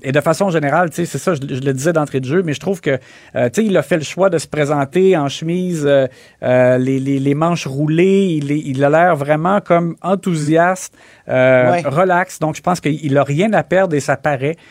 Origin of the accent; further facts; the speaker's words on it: Quebec, Canada; chez nous au Québec